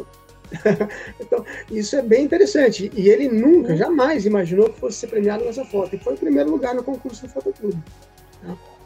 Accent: Presidente Prudente, São Paulo, Brazil; eu sou nascido em São Paulo, mas eu fui criado no interior, em Presidente Prudente

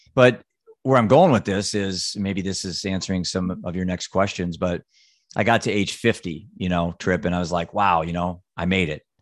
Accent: Solon, Iowa, United States; Solon, Iowa

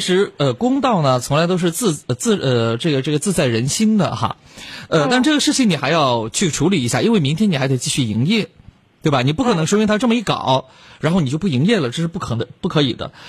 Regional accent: Chongqing, China; accent: Chongqing dialect; 咱们重庆话说的瓢儿白

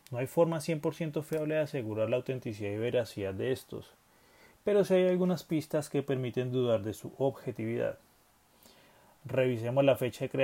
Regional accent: Colombia; Además, como buenos colombianos, tenemos esa malicia indígena a la hora de saber cuándo nos están metiendo a la boca, los dedos a la boca.

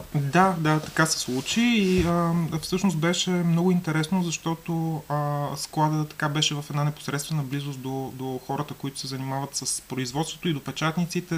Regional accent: Burgas, Burgas Province, Bulgaria; moved away as an adult; now in Sofia, Bulgaria; аз съм от Бургас, но преместих се в София

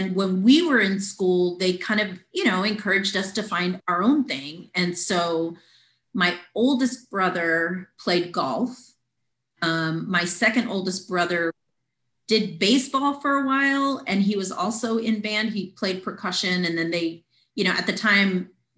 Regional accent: Weslaco, Texas, United States; now in San Antonio, United States; I grew up in Weslaco, Texas, mm-hmm. Exactly the midpoint of the Rio Grande Valley. Mm-hmm. Born and raised there my whole life.

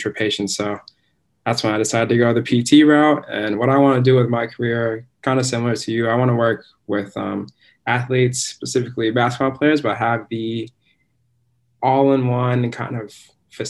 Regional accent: Anchorage, Alaska, United States; I'm from Anchorage, Alaska

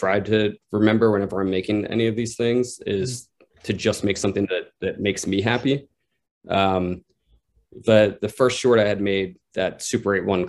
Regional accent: Pennsylvania, United States; now in New York, United States; my best friend growing up in Pennsylvania. We grew up making like little films together here and there. And then, you know, I moved to New York and he stayed in my hometown

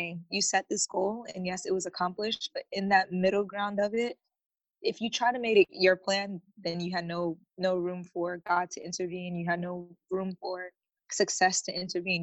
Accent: United States; I'm such an American

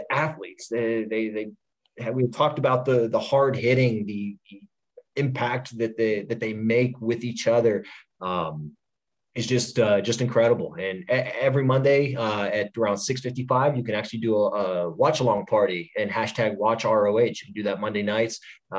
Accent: Pittsburgh, Pennsylvania, United States; I'm from Pittsburgh.

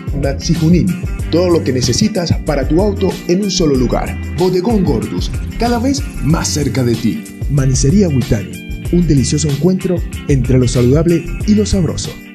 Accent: Venezuela; mi país natal Venezuela

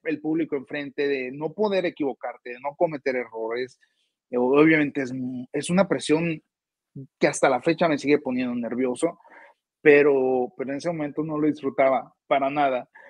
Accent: Hermosillo, Sonora, Mexico; Hermosillo, Sonora, de donde soy originario

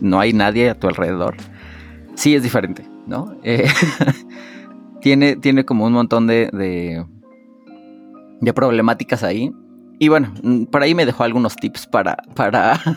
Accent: Mexico; nosotros como, como familias mexicanas

